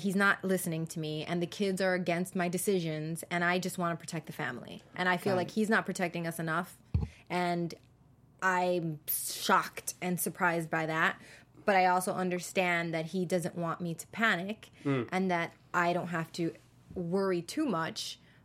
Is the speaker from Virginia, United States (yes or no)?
no; Orange County, California, United States; I'm from Orange County